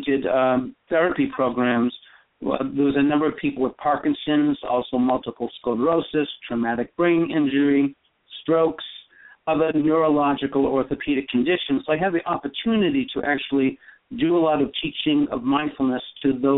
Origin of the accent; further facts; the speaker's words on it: East Coast, United States; moved away; also born or lived in Burma / Northern California; I grew up in the East Coast.